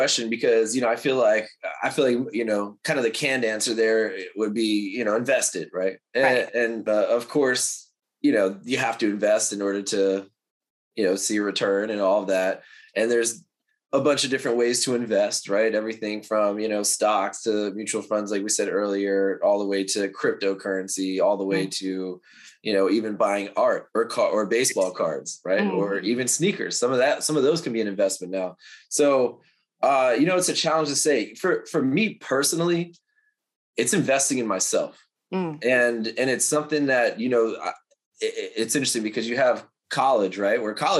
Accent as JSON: {"language": "English", "region": "New York", "country": "United States", "lives_now": "Los Angeles, United States", "said": "I live in LA. I'm a transplant from New York. So like, I love being out here on the West Coast."}